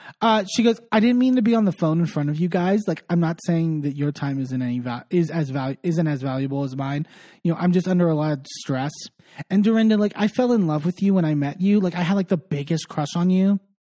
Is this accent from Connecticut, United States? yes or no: yes; Connecticut, United States; I was like 25 years old, like living in New York and I'm like green as the day is long. Like I'm from Connecticut.